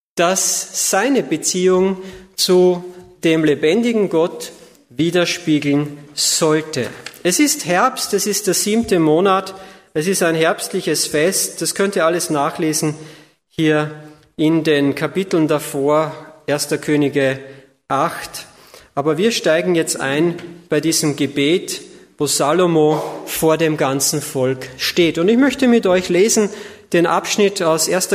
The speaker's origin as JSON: {"language": "German", "country": "Austria", "tie": "born or raised there", "moved": "as an adult", "lives_now": "Ludwigsburg, Germany", "said": "Also ich komme aus Österreich, bin gebürtiger Österreicher"}